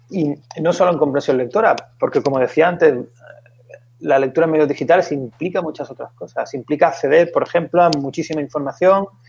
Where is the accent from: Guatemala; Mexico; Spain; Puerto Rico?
Spain; Seville, Andalusia; moved away as an adult; also born or lived in Valencia; yo soy de Sevilla